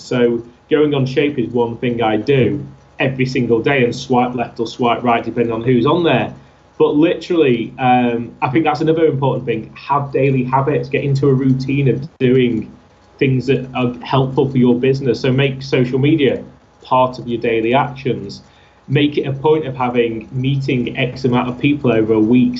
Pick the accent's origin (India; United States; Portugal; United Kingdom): United Kingdom; Altrincham, North West England; my hometown of Altrincham